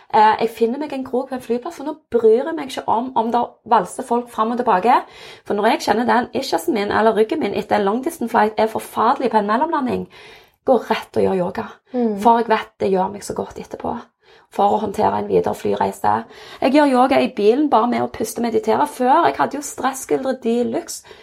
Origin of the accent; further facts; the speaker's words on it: Innlandet, Norway; Og nå kommer jeg jo fra Valdres.